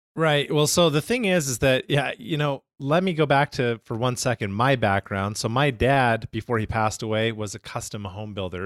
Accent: Canada; I'm from Canada, right? So, pretty much, like, half the year is snow.

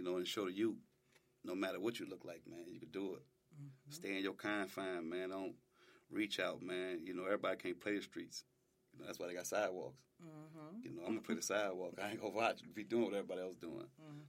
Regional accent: New Orleans, Louisiana, United States; At first, I'm like, I'm from New Orleans.

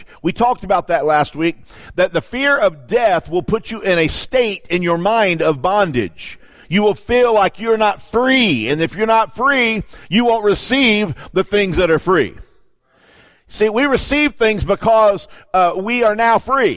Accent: Florida, United States; moved away; I grew up in Florida

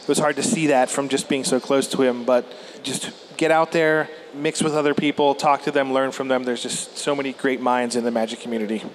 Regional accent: southwestern Pennsylvania, United States; I grew up in southwestern Pennsylvania

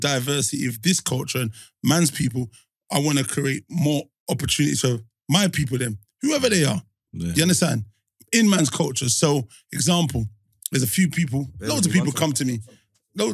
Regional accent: London, United Kingdom; we're from London.

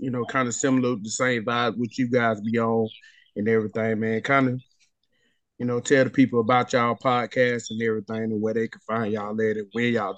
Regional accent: Georgia, United States; I'm from Georgia and everything. Was out here in Atlanta.

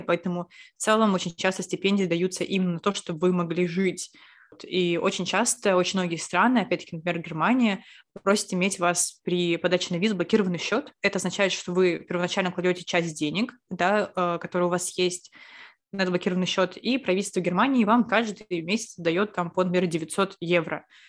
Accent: Saint Petersburg, Russia; мы, лучшие подруги из Петербурга

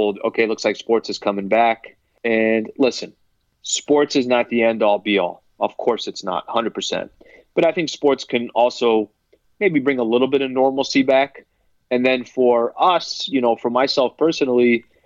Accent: San Diego, California, United States; I'm from San Diego

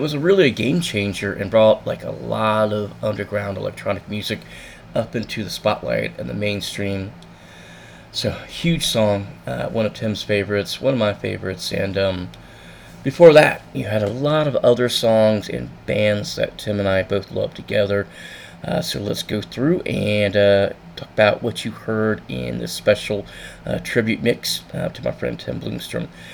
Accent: Satellite Beach, Florida, United States; growing up in Satellite Beach

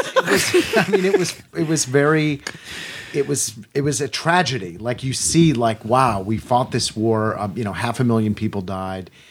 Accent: United States; we Americans

